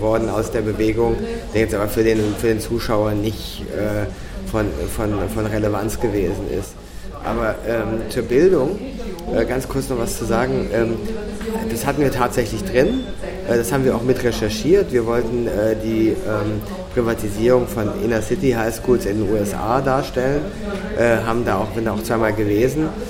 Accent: Cologne, North Rhine-Westphalia, Germany; now in Austria; bei uns in Köln

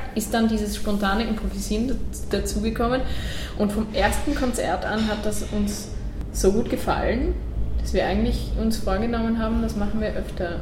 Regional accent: Netherlands; first language Dutch; German is a second language; also born or lived in Styria, Austria; now in Austria; ich bin ja eigentlich Holländerin, das heißt, mit der holländischen Sprache aufgewachsen und dann in die Pampa zogen nach Österreich

